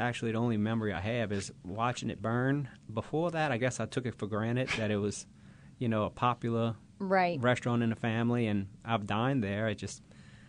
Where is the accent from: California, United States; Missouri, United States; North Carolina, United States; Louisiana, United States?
Louisiana, United States; Metairie; moved away as an adult; now in Independence, United States; I was a kid, and I was from Bucktown.